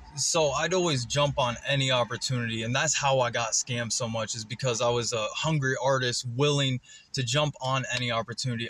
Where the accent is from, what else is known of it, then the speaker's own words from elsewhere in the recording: West Salem, Ohio, United States; I'm from West Salem, Ohio.